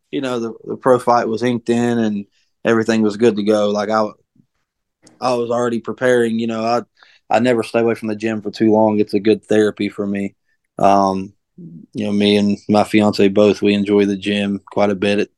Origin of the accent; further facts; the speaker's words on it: Buffalo, New York, United States; I'm from the wrong side, side of, of Buffalo.